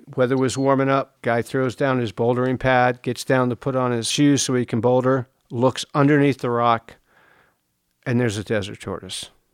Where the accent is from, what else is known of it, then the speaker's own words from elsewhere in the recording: East Coast, United States; now in Joshua Tree, United States; I grew up on the East Coast. I grew up on a farm.